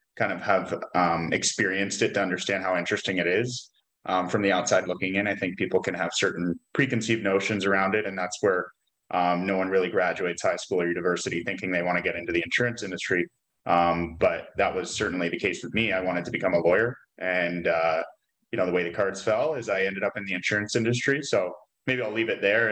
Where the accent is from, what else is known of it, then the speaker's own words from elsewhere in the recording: Vancouver, British Columbia, Canada; now in Kelowna, Canada; I grew up in Vancouver, British Columbia, lived there until I was about 28, and then I moved to Kelowna